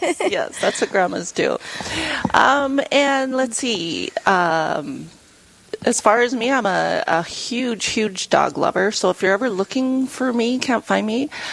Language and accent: English; Lead, South Dakota, United States; now in Rapid City, United States; I grew up in Lead, so I've always lived in the area